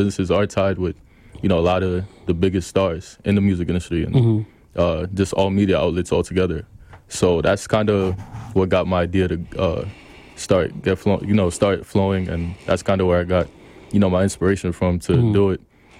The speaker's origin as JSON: {"language": "English", "town": "New York City", "region": "New York", "country": "United States", "also_born_or_lived": "Queens", "said": "I'm from Brooklyn originally. I live in Queens now. 26"}